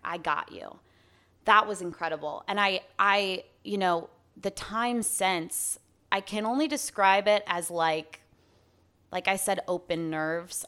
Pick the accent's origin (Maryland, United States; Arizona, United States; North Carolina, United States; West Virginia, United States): Arizona, United States; I'm twenty-six, born and raised in Arizona.